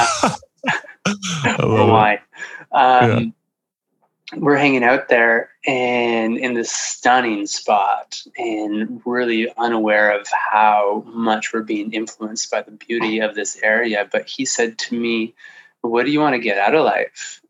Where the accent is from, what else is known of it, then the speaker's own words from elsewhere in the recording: Sudbury, Ontario, Canada; moved away as an adult; also born or lived in Alberta / British Columbia; I moved out there when I was 23 from my hometown of Sudbury, Ontario.